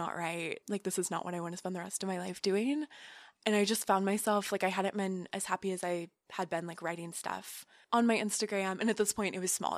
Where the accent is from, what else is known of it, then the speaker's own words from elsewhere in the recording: Tulsa, Oklahoma, United States; moved away as an adult; now in New York, United States; I grew up in Oklahoma and went to school at Oklahoma State